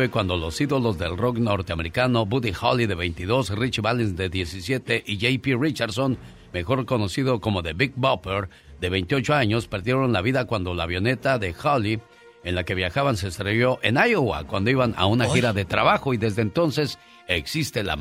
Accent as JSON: {"language": "Spanish", "town": "Torreón", "region": "Coahuila", "country": "Mexico", "moved": "yes", "lives_now": "Ciudad Juárez, Mexico", "said": "Soy de Torreón. Tengo viviendo en Ciudad Juárez desde el 86."}